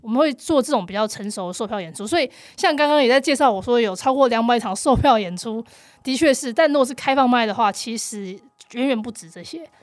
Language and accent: Chinese; Taipei, Taiwan; 我是台北人，我不用付房租